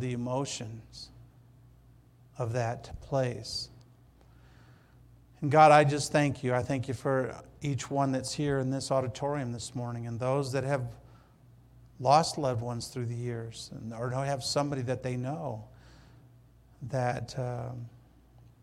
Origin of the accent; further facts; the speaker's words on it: Detroit, Michigan, United States; moved away; I'm from Detroit, Michigan. You know, I'm from Michigan